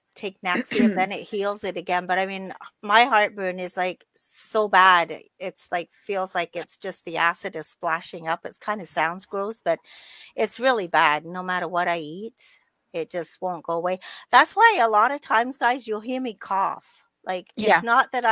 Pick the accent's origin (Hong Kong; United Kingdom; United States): United Kingdom; England; moved away; I'm from England